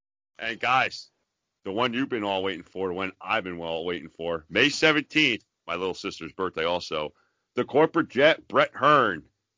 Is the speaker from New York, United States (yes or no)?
yes; New York, United States; I grew up in New York, dude.